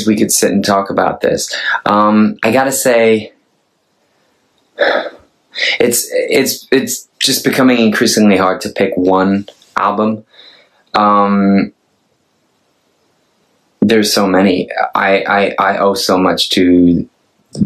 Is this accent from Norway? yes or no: yes; Norway; now in Los Angeles, United States; I'm a Norwegian, they call me a singer-songwriter. I accept that. I sing and I write songs. I'm from Norway.